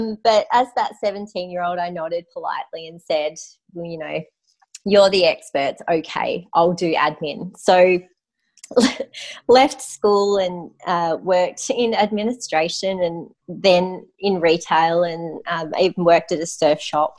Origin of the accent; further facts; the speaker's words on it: Mount Gambier, South Australia, Australia; also born or lived in Penola, South Australia; I grew up in South Australia